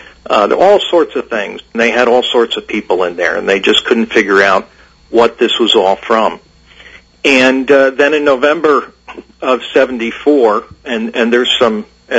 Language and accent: English; Bridgeport, Connecticut, United States; I grew up in Bridgeport in the 70s and 80s